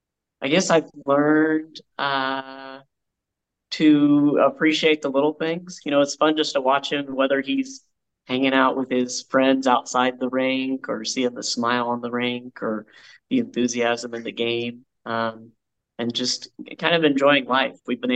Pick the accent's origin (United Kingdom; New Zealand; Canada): Canada; Toronto, Ontario; moved away; I'm from Toronto originally, so it's kind of in my blood.